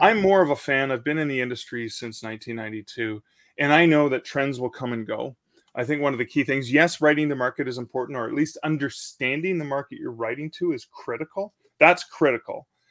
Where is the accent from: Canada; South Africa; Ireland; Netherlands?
Canada; I'm in a Canadian country